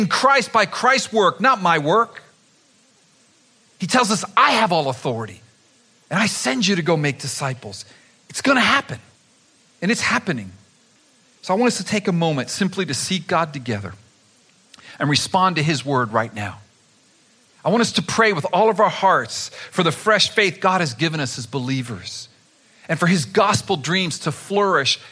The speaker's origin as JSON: {"language": "English", "region": "South Florida", "country": "United States", "tie": "born or raised there", "said": "growing up in South Florida"}